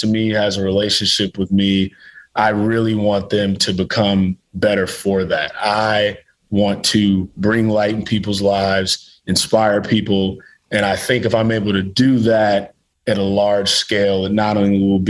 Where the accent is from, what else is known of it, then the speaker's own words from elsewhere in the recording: Midwest, United States; I'm from the Midwest